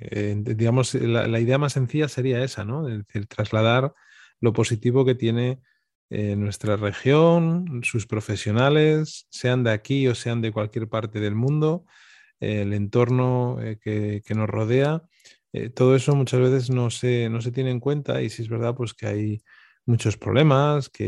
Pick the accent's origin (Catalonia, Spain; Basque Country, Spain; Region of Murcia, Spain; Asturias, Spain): Asturias, Spain; Avilés; also born or lived in Oviedo; pero de Avilés, donde, de donde soy